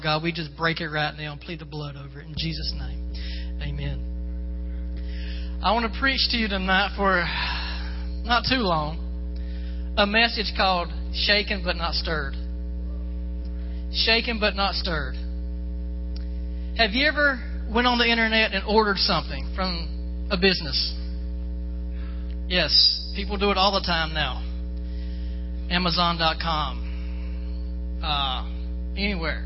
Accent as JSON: {"language": "English", "region": "Florida", "country": "United States", "moved": "yes", "said": "I'm from Florida"}